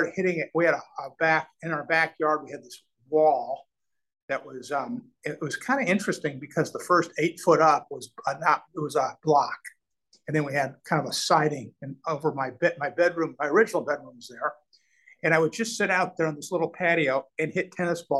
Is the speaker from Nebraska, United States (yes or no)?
yes; Omaha, Nebraska, United States; moved away; it was a nice childhood, especially growing up in Omaha